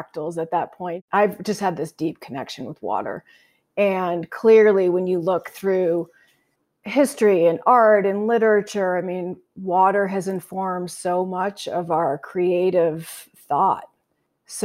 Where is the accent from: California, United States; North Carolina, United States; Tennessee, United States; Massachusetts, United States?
Massachusetts, United States; moved away as an adult; now in Idaho, United States; I live in Idaho now, but I grew up in Massachusetts